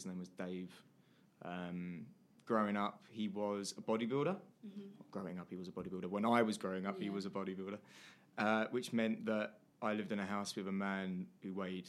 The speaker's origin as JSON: {"language": "English", "area": "Essex", "region": "East of England", "country": "United Kingdom", "tie": "born or raised there", "said": "I'm 28 years old. I'm 28. I am from Essex. It's where I was born and bred. I lived with my mum and my brother and my dad for many years happily."}